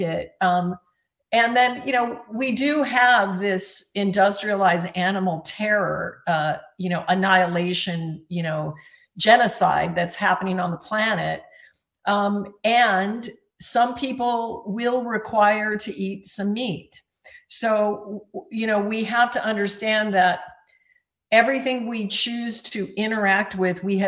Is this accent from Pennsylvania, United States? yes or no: no; Alaska, United States; I was raised in Alaska